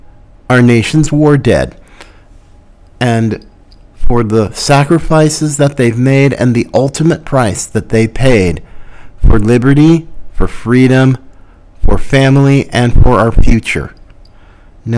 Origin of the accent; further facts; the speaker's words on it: United States; I am an American. I am a very grateful American